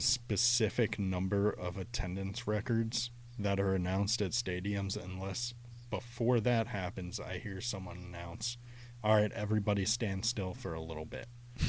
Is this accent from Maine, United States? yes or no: no; Maryland, United States; St. Vincent Pilate High School, which is in my hometown.